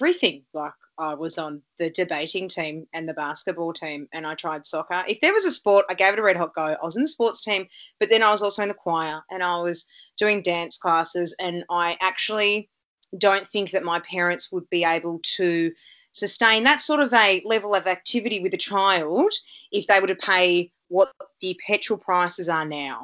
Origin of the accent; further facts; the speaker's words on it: Melbourne, Victoria, Australia; also born or lived in Canada; I grew up in Noble Park North